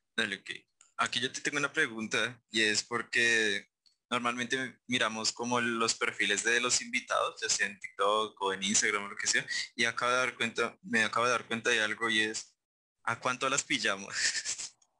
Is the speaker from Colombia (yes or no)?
yes; Facatativá, Cundinamarca, Colombia; yo soy de Facatativá